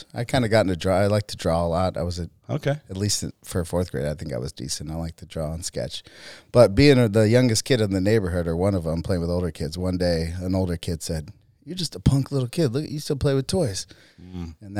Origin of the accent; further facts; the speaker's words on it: Peoria, Arizona, United States; also born or lived in Tucson; I grew up in Peoria.